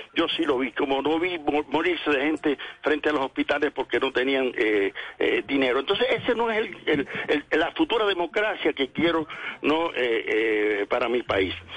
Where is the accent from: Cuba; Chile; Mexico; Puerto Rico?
Cuba; also born or lived in Santa Clara, Cuba; Yo hablo de Cuba, que soy cubano y resido en Cuba, en Santa Clara, no en La Habana